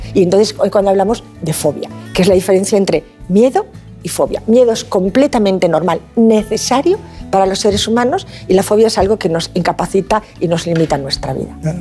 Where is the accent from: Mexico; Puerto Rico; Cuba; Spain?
Spain; Asturias; now in Valencia, Spain; Soy asturiana de corazón, valenciana de adopción y además ah. muy feliz de estar en Valencia, de vivir en ah, Valencia